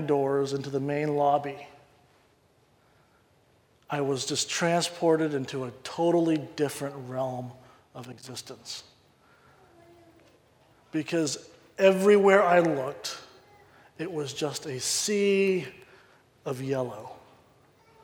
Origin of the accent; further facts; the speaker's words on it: the South, United States; growing up in the South